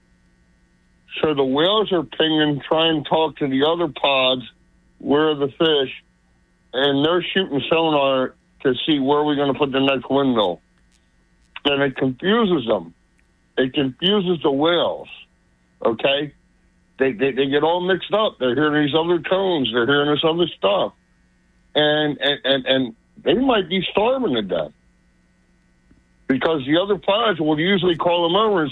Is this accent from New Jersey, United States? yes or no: yes; New Jersey, United States; moved away as an adult; also born or lived in San Diego, California / Florida; I grew up in Jersey on the beach